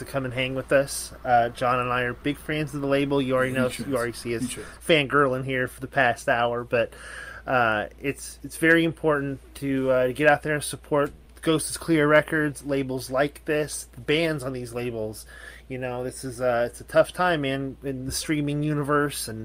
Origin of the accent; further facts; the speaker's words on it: Chicago, Illinois, United States; I'm from Chicago. I live on the south side